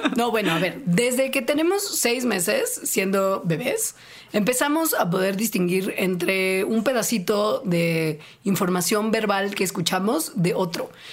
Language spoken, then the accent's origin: Spanish; Mexico